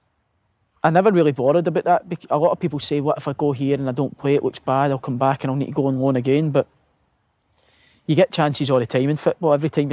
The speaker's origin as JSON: {"language": "English", "region": "Scotland", "country": "United Kingdom", "said": "I was just happy it was a Scottish manager, because I thought, buzzing, I'm Scottish, we'll talk about haggis"}